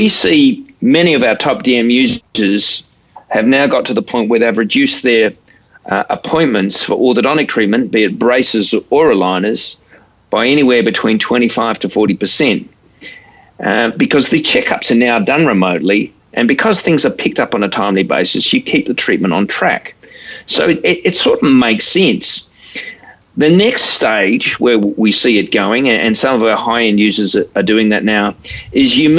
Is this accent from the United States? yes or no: no; Australia; I'm an Australian